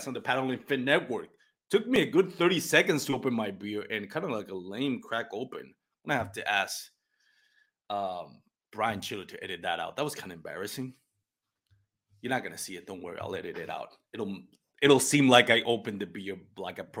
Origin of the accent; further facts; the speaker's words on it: Puerto Rico; first language Spanish; English is a second language; moved away; I'm from Puerto Rico. My first language is Spanish